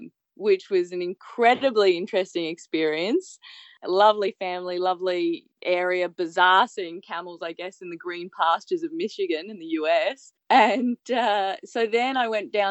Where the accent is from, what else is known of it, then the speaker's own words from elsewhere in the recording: Brisbane, Queensland, Australia; also born or lived in Hong Kong; grew up through primary school and high school, grew up in Australia. I'm from Brisbane